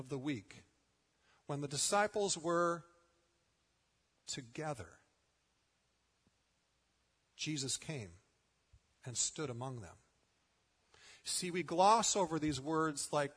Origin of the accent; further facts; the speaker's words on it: United States; as American Christians